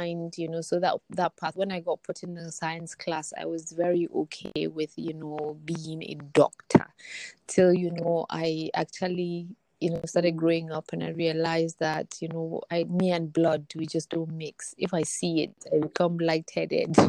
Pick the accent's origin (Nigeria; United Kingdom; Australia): Nigeria; Kaduna, Kaduna State; I grew up in Kaduna. I was born and I've lived in Kaduna, or have lived there for the past 40 odd years.